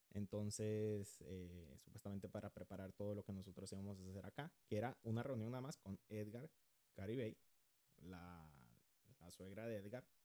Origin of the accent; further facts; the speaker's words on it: Honduras; Yo soy de Honduras. No hablo como hondureño, no me pregunten por qué, ni yo sé.